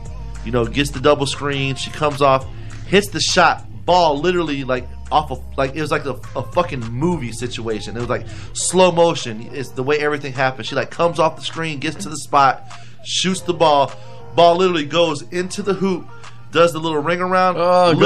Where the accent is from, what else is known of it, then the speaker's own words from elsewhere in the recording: Sarasota, Florida, United States; I went to Sarasota High at first, and I went to Booker after we moved